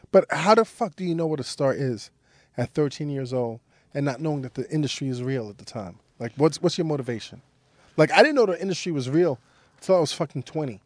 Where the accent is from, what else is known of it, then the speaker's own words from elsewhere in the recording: New York City, New York, United States; I grew up in Brooklyn